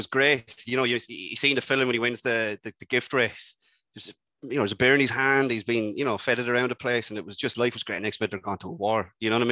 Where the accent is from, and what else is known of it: Ireland